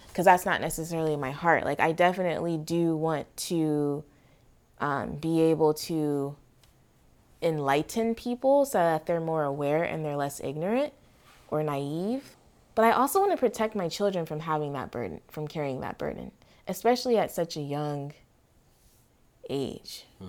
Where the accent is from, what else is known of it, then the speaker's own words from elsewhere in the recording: California, United States; growing up in California